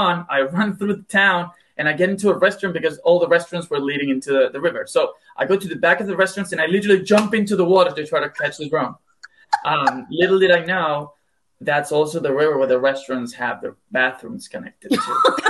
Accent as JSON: {"language": "English", "country": "Argentina", "moved": "yes", "said": "Yeah, I'm from Argentina originally."}